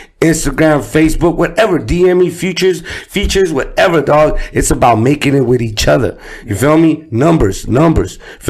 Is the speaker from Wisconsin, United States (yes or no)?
no; Compton, California, United States; also born or lived in Watts; I'm born and raised in Compton.